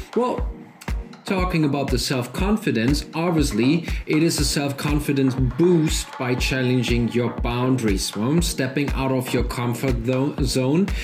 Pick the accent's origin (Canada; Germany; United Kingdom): Germany; accent: German; English is a second language; I'm German, as you are obviously figure with my lovely accent.